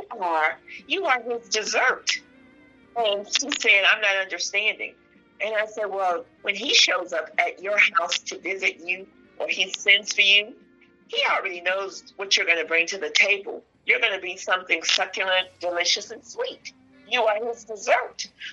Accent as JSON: {"language": "English", "region": "Mississippi", "country": "United States", "said": "I'm from Mississippi"}